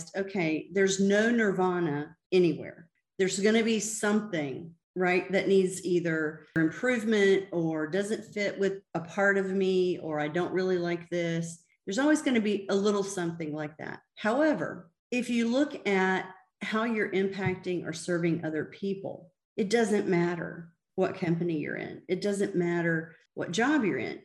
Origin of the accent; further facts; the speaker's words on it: the South, United States; I grew up in the South